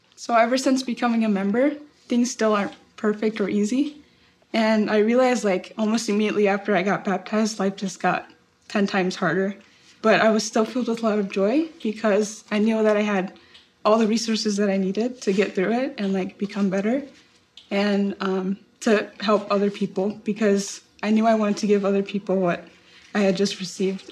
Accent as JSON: {"language": "English", "country": "Taiwan", "said": "I am from Taiwan"}